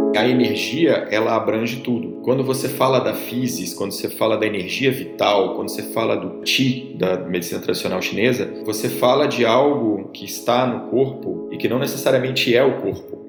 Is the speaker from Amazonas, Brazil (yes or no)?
no; Rio de Janeiro, Brazil; minha família morava lá, sou do Rio